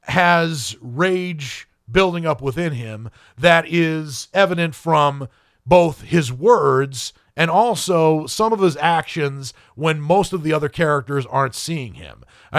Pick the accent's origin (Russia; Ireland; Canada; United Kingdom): Ireland; based on the fact that I am Irish